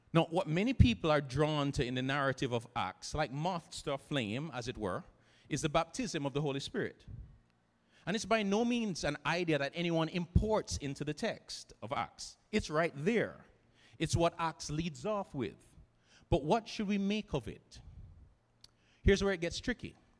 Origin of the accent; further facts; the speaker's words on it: Jamaica; here in Jamaica, growing up in the Christian student movement